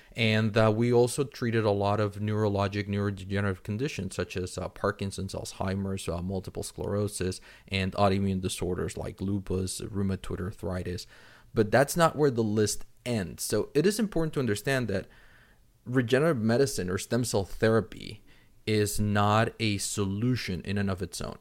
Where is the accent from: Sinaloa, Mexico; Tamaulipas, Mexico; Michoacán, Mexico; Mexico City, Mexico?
Mexico City, Mexico; moved away; I'm originally from Mexico City